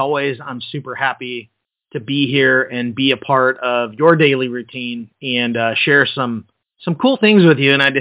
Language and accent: English; just outside of Detroit, Michigan, United States; I grew up just outside of Detroit